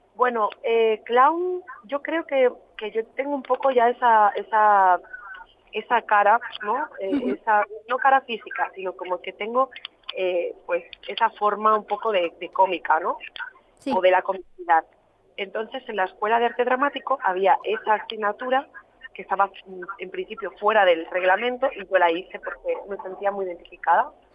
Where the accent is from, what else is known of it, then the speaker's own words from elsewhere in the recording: a town in Barcelona, Catalonia, Spain; yo soy de un pueblo de Barcelona